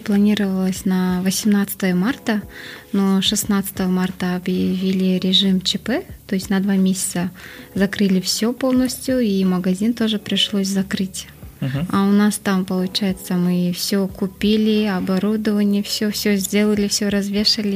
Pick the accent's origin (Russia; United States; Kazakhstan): Kazakhstan; Astana; я сама родом с Акмулы, по идее, в то время она называлась Ахмула